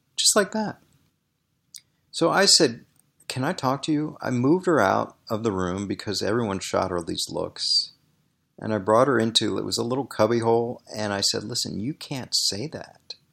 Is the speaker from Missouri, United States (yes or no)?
no; Washington, District of Columbia, United States; I grew up in Washington, D.C.